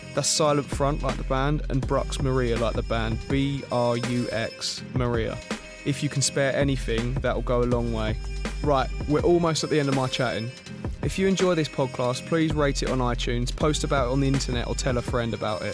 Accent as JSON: {"language": "English", "country": "United Kingdom", "tie": "born or raised there", "said": "someone who's always lived in Britain"}